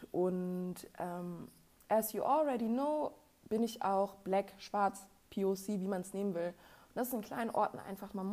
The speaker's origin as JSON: {"language": "German", "region": "Hamburg", "country": "Germany", "said": "ich komme ursprünglich aus Hamburg, es wird doch alles wohl zentriert nach Hamburg sein"}